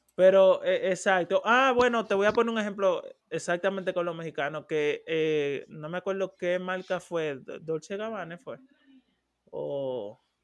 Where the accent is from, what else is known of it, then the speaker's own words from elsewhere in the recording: Dominican Republic; moved away; yo soy dominicano